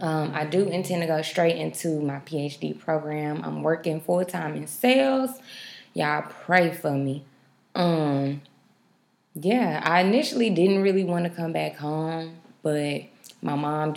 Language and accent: English; Dallas, Texas, United States; also born or lived in London; I'm 25. I'm a Sagittarius. I grew up in Oak Cliff. That's my hood. I grew up out Southampton Road.